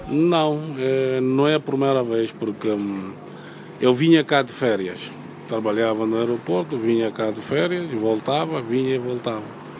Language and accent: Portuguese; Bissau, Guinea-Bissau; moved away; o meu país de origem